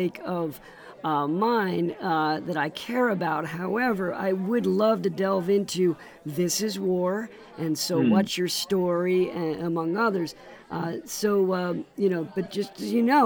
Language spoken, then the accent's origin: English; New Jersey, United States; as a fellow New Jerseyan